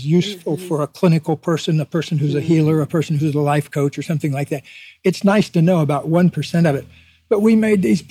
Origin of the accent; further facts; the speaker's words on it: Deep South, United States; I grew up in the Deep South in a town of 10,000 people